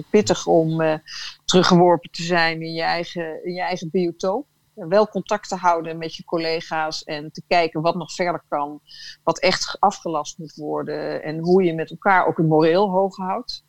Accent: Netherlands; als Nederlander

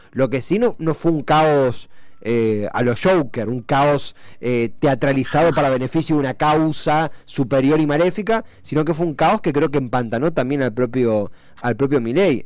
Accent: Buenos Aires Province, Argentina; somos bonaerenses

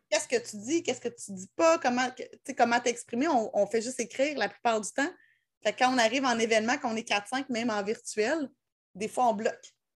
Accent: Laurentides, Quebec, Canada; je viens, des Laurentides

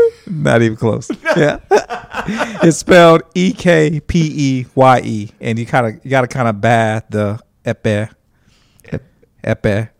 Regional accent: Huntsville, Alabama, United States; also born or lived in Nigeria; I was born in Nigeria, and we moved to Huntsville, Alabama, of all places

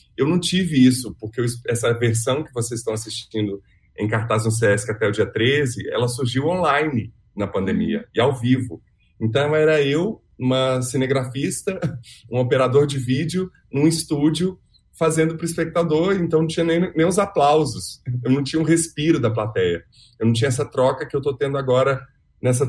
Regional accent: Belo Horizonte, Minas Gerais, Brazil; moved away as an adult; also born or lived in Rio de Janeiro; now in São Paulo, Brazil; Eu nasci em Belo Horizonte, vim para São Paulo há 15 anos, já morei no Rio

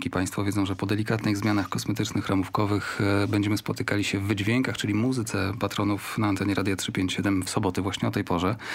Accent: Głowno, Łódź Voivodeship, Poland; A pochodzę z Głowna, takiej miejscowości, kiedy się mówiło Głowno koło Łodzi, potem Głowno koło Łowicza, teraz mówi się Głowno koło Strykowa, bo tam jest Krzyżówka Autostrad.

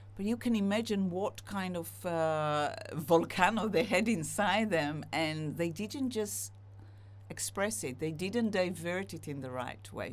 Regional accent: Israel; now in United Kingdom; I'm split Israeli, split British

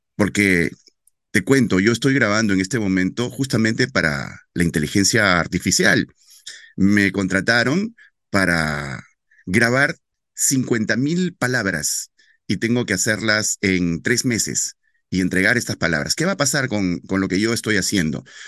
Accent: Loreto, Peru; ser el primer locutor adolescente en mi tierra, en locutar noticias para un para el noticiero más importante de la Amazonía, que se llama El Loretano

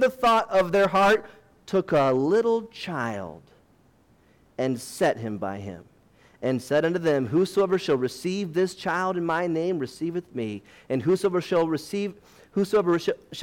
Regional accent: United States; I'm an American

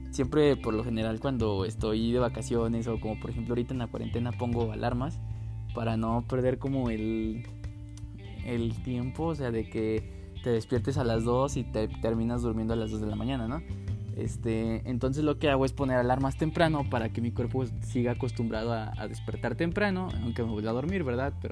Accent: Mexico; pero pues como ya les dije, como buen mexicano, hasta que nos sintamos de plano muy mal.

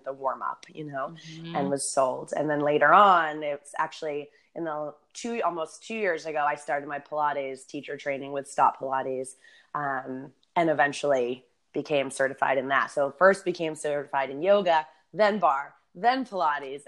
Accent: Boston, Massachusetts, United States; moved away as an adult; also born or lived in San Diego; growing up in Boston and winters, like moving to San Diego felt like a dream

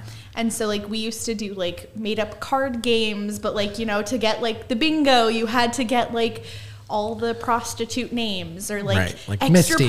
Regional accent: Las Vegas, Nevada, United States; growing up in Vegas

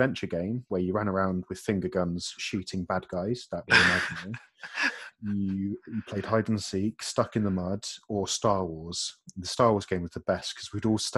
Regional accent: Chatham, South East England, United Kingdom; I grew up in Chatham in Kent

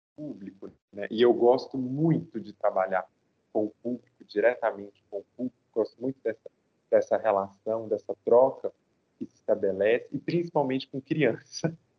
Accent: interior of Minas Gerais, Brazil; eu sou do interior de Minas. Né? Então a gente não tinha tanto acesso a equipamentos culturais

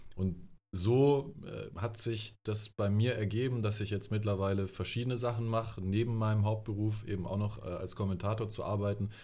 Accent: Germany; moved away as an adult; now in Ludwigsburg, Germany; ich komme ursprünglich vom Bodensee, dort bin ich äh, aufgewachsen

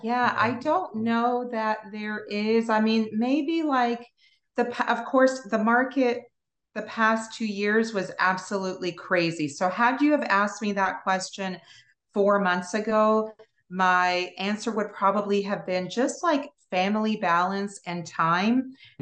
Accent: Toronto, Ontario, Canada; moved away as an adult; now in Pensacola, United States; I'm originally from Toronto, Canada

